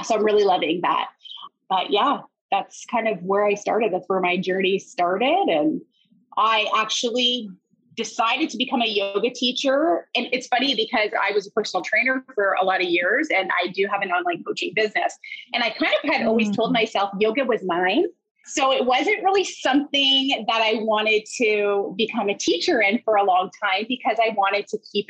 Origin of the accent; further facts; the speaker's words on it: Harrow, Ontario, Canada; also born or lived in Windsor, Ontario; I grew up in Harrow